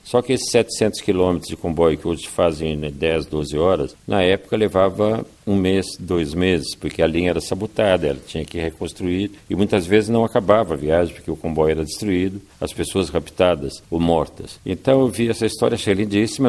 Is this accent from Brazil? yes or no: no; Mozambique